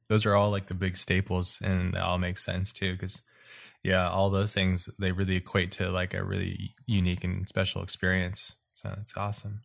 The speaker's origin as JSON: {"language": "English", "region": "Hawaii", "country": "United States", "tie": "born or raised there", "said": "I grew up in Hawaii"}